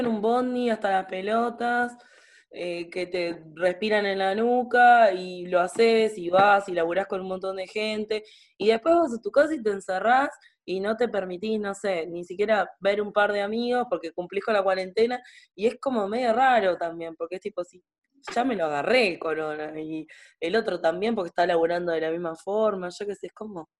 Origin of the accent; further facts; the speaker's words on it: Sauce, Canelones, Uruguay; yo soy de Sauce, Canelones